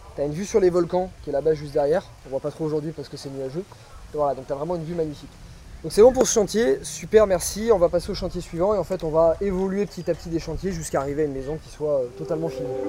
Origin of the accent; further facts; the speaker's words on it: France; moved away; also born or lived in Bali; Nous, on n'a pas l'habitude, en tant que Français